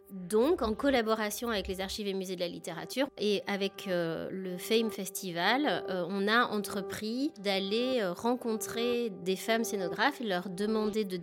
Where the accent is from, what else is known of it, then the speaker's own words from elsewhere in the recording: Chenôve, Bourgogne-Franche-Comté, France; Donc j'ai grandi moi à Chenauve, dans la banlieue dijonnaise.